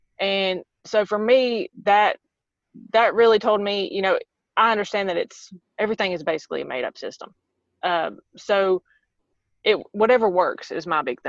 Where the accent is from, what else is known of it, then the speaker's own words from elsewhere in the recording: the South, United States; accent: southern; moved away; everybody has to bear through my southern accent.